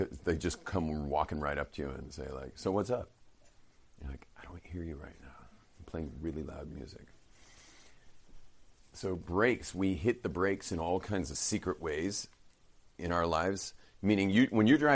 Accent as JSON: {"language": "English", "region": "California", "country": "United States", "said": "I'm from California."}